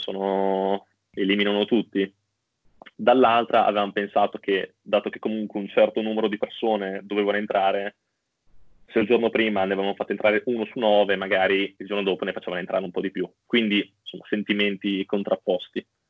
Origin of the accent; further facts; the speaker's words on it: Bologna, Emilia-Romagna, Italy; sono di Bologna